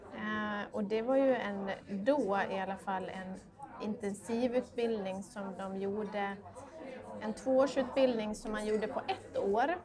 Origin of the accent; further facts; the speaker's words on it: Borlänge, Dalarna County, Sweden; moved away; also born or lived in London; jag kom ju från en, eh, från en mindre stad i Dalarna, jag kom från Borlänge